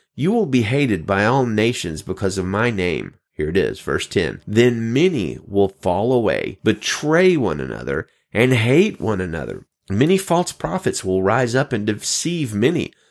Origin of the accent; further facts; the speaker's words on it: Pinson, Alabama, United States; now in California, United States; I'm in California now, but I come from good old Birmingham, Alabama, Pinson specifically